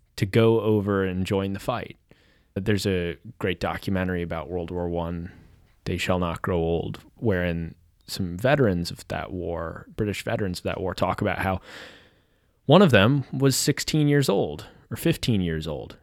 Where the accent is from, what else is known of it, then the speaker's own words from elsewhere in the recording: Kansas City, United States; now in California, United States; I'm living in California now, but I'm from Kansas City